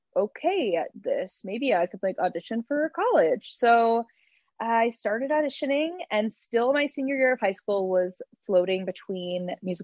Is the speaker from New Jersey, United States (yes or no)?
no; Wichita, Kansas, United States; I grew up in Wichita, Kansas.